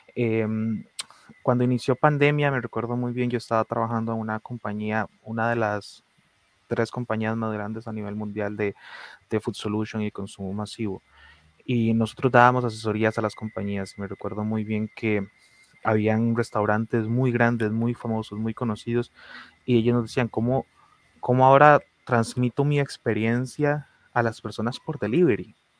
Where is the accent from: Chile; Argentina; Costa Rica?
Costa Rica; nuestra identidad cuál es, la costarricense